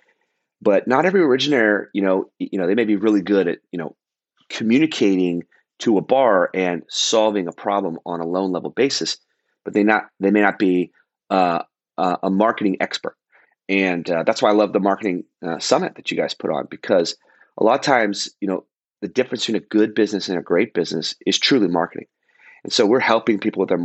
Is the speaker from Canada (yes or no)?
no; Dallas, Texas, United States; also born or lived in Fort Lauderdale, Florida; now in Orange County, United States; Dallas, my hometown